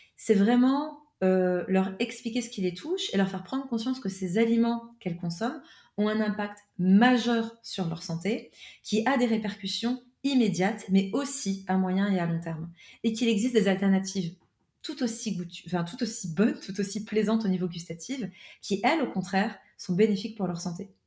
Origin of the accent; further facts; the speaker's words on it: France; moved away; also born or lived in Switzerland; je suis française à la base